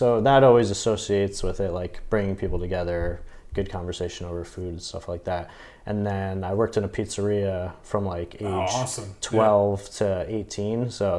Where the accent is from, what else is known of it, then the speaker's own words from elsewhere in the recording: Toms River, New Jersey, United States; also born or lived in Bayonne, New Jersey; So grew up there, lived there most of my life, then actually lived in Bayonne for 2 years, and then back down to Toms River.